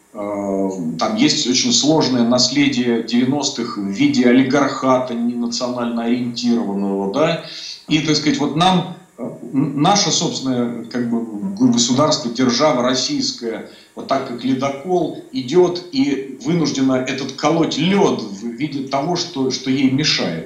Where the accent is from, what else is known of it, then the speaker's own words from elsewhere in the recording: Donbas, Ukraine; now in Moscow, Russia; я часто бываю э, в Донбассе, я оттуда родом